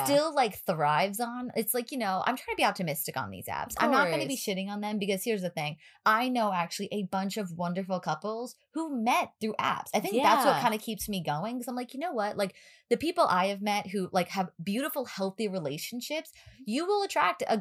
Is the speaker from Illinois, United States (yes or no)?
no; New York, United States; we're from New York